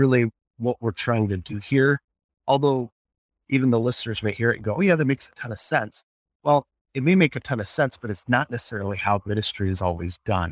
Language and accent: English; Colorado Springs, Colorado, United States; now in Milwaukee, United States; Growing up in Colorado Springs and Emmanuel Lutheran Church